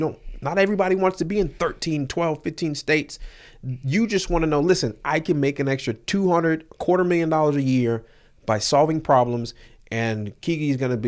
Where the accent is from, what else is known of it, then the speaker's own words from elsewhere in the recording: Jamaica; So I'm from Jamaica.